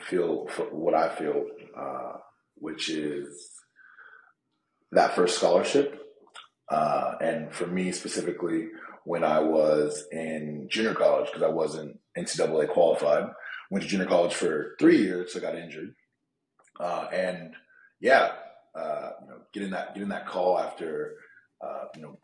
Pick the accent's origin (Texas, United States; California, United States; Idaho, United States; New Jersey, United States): California, United States; Bay Area; moved away as an adult; also born or lived in Southern Illinois / Australia; I'm from the West Coast.